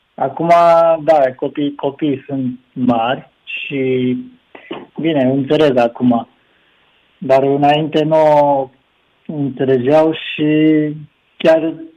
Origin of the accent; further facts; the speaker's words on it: Nagoya, Aichi, Japan; Romanian is a second language; moved away as an adult; now in Romania; eu sunt din Nagoya